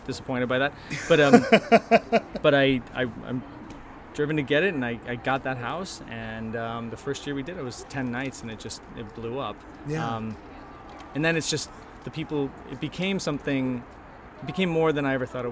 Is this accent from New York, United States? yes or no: no; Chicago, Illinois, United States; now in Los Angeles, United States; I grew up in Chicago